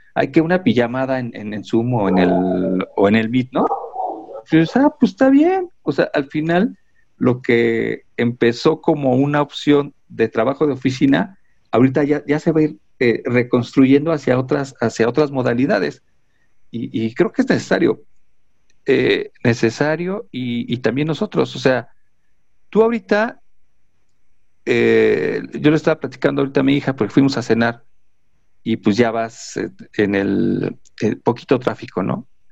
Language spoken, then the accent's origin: Spanish; Mexico; los mexicanos todo se nos resbala